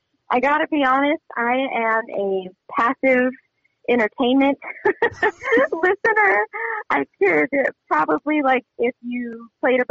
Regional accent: Livingston, Montana, United States; being born and raised in Livingston

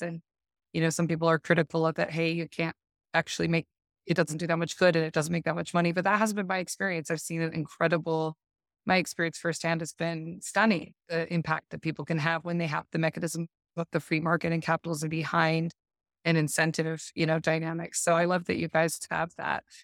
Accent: Park City, Utah, United States; moved away as an adult; also born or lived in North Shore of Oahu, Hawaii; now in Oahu, United States; I grew up in the Park City area and I'm originally from there

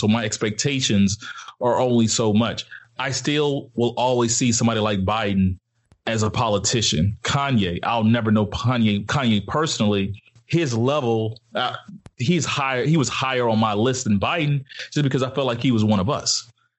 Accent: Alabama, United States; It was just kind of growing up in Alabama. It just, that's what people do, wear Confederate flag stuff.

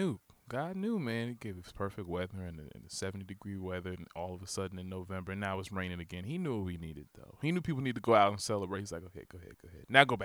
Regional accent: California, United States; Make it potent. I'm from California, nigga.

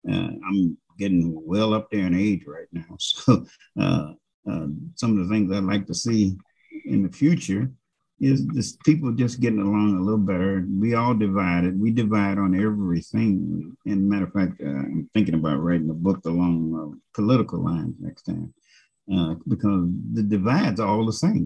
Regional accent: United States; I'm an American

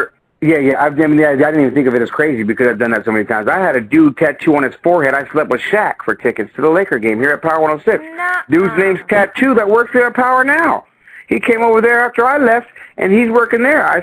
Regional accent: San Jose, California, United States; I'm from the east side of San Jose, I was a hood rat growing up

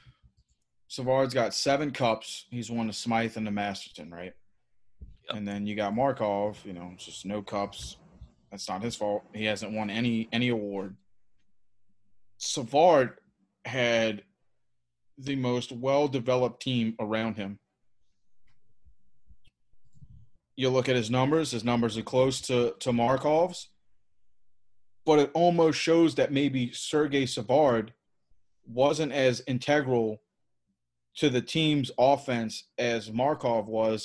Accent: New Orleans, Louisiana, United States; I'm from New Orleans

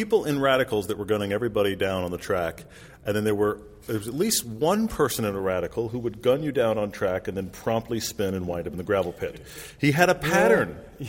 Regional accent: United States; we as American enthusiasts

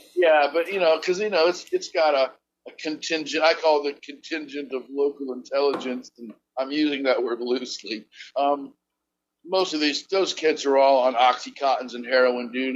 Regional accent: Akron, Ohio, United States; moved away as an adult; also born or lived in Barberton, Ohio / Wilmington, North Carolina; now in Charleston, United States; I'm from Kenmore

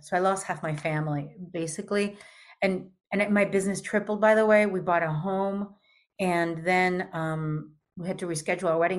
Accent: New York, United States; also born or lived in Peru / Argentina; I'm also from New York

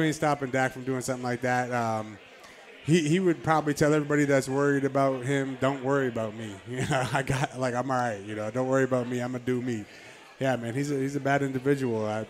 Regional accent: Canada; I'm Canadian

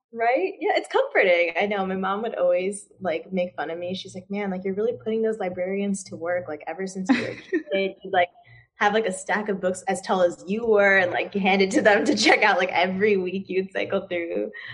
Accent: Chicago, Illinois, United States; also born or lived in Durham, North Carolina; I'm actually from the suburbs of Chicago

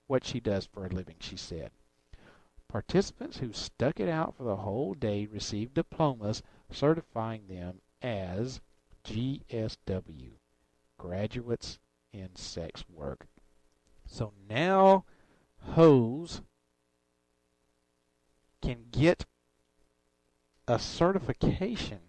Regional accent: Alabama, United States; moved away; I come from Alabama

